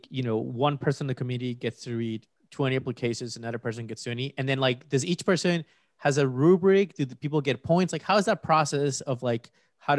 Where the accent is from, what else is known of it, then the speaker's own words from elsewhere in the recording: Peru; moved away; I'm from Peru and I was born and raised there